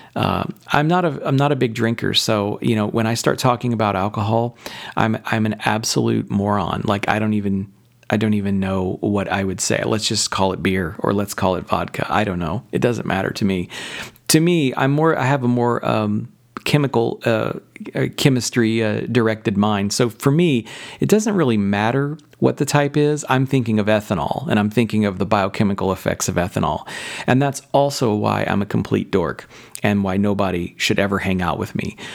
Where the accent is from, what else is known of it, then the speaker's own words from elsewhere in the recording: Southern Indiana, United States; I grew up in Southern Indiana